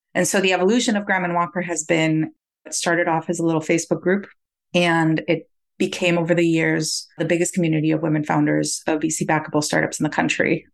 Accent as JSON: {"language": "English", "country": "Costa Rica", "tie": "born or raised there", "moved": "as an adult", "lives_now": "United States", "said": "I was born and raised in Costa Rica"}